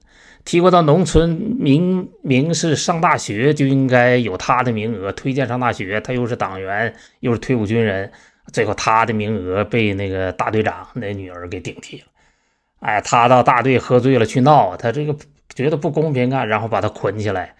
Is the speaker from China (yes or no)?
yes; China; 那我们中国人呢是被杀了，这二十年算一代的话，这两千来年啊，被我们被杀了将近一百代了。